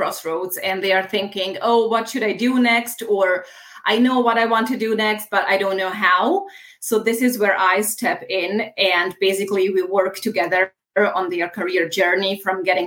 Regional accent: Bosnia & Herzegovina; moved away as an adult; also born or lived in Italy / United States; now in Munich, Germany; I was born in Bosnia

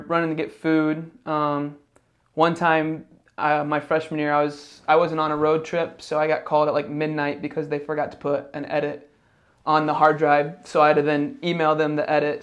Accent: Indiana, United States; moved away; also born or lived in Ohio; I grew up in Indiana

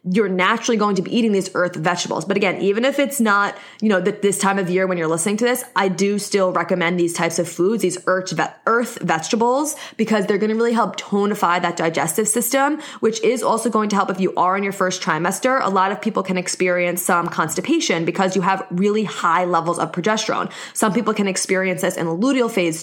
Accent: New York, United States; accent: New York; I'm in New York, if you couldn't tell by my accent

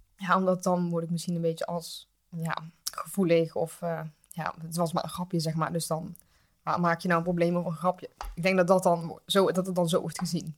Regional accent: Geldrop, North Brabant, Netherlands; ik kom uit Gelderop, een dorpje in de buurt van Eindhoven

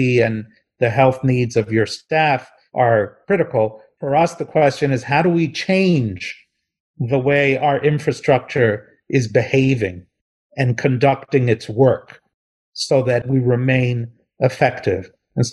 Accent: New Jersey, United States; I'm from New Jersey

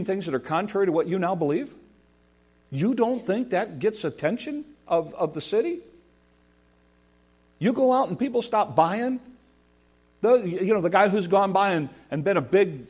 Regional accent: United States; as an American

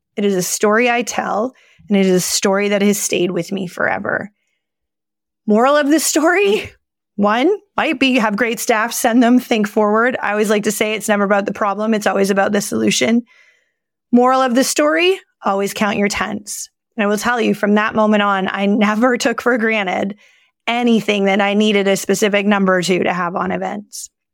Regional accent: Toronto, Ontario, Canada; moved away as an adult; now in Blue Mountains, Canada; I was born and raised in the East End of Toronto.

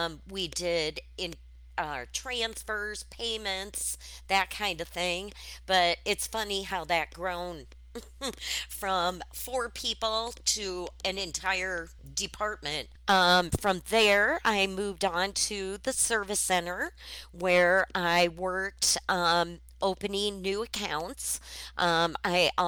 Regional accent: Waterloo, Iowa, United States; moved away as an adult; now in Nebraska, United States; born and raised in Waterloo, Iowa, and 5 years ago when the first office came into Nebraska, I went with it

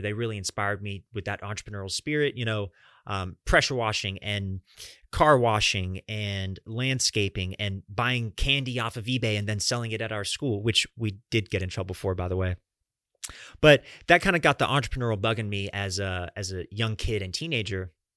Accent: Atlanta, Georgia, United States; also born or lived in Fort Lauderdale, Florida / Fort Myers, Florida; Atlanta has been home to me and my family over the last twenty-two years.

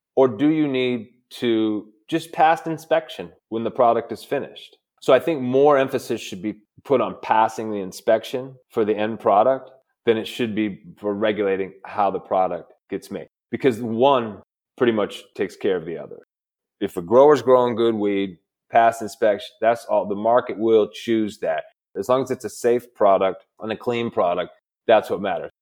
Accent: Midwest, United States; I'm from the Midwest

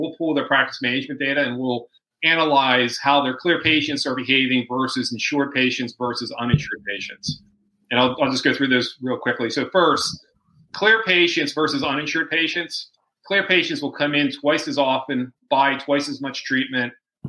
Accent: Pennsylvania, United States; From outside Philadelphia.

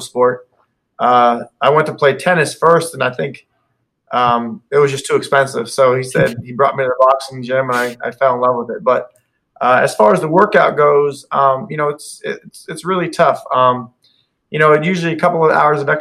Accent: Youngstown, Ohio, United States; moved away as an adult; also born or lived in Cape Coral, Florida; now in Naples, United States; I'm from Youngstown, Ohio originally

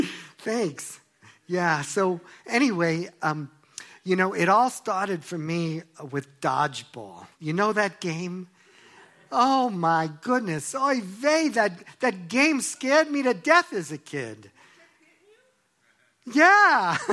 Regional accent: Long Island, New York, United States; Well, you know, I grew up in Long Island, New York, and if you've never been there, it's Jews for miles.

